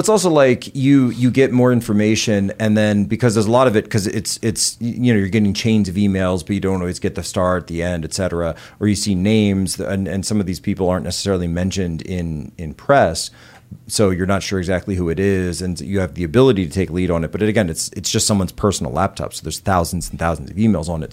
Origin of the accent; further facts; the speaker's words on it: eight miles out of Philadelphia, Pennsylvania, United States; moved away; the house I was born in was something like eighty-four years old. by the time I, uh, was there, it was the house my father grew up